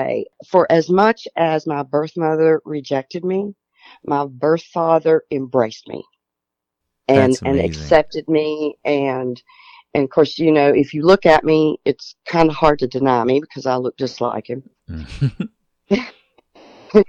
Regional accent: Tennessee, United States; we're from Tennessee

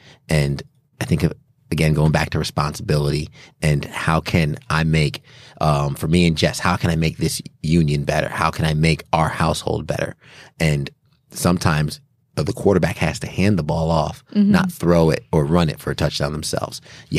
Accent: New York, United States; born there; Yeah, I was born in New York.

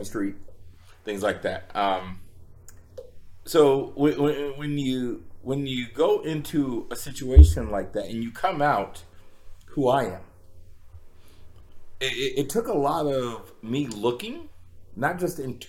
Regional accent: Kansas City, Missouri, United States; Growing up in Kansas City

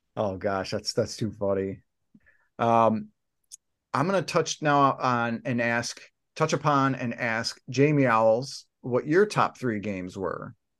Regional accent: United States; we're all from the United States

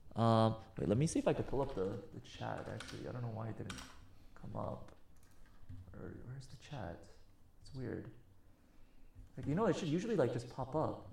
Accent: United States; I'm American.

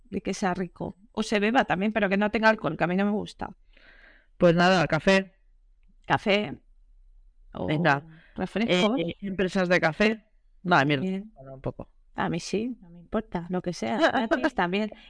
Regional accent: Barcelona, Catalonia, Spain; yo soy de Barcelona

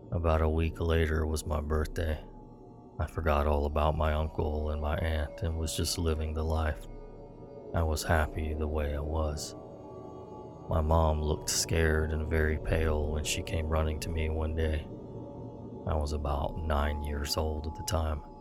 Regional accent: Los Angeles, California, United States; moved away; also born or lived in New York; When I was little, we used to live in Los Angeles, California. I was born in New York, but at the age of around five, we moved to California.

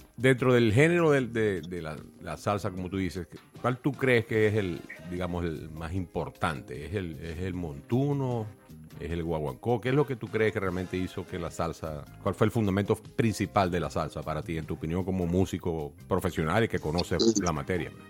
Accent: Venezuela; moved away; Yo crecí en la casa de mi abuela, eh, en mi ciudad natal en Venezuela.

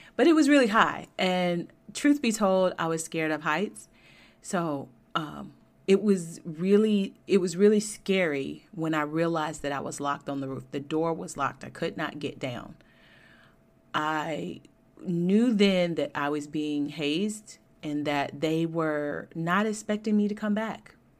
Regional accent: Georgia, United States; I grew up in Georgia and was educated there, went to Georgia Tech

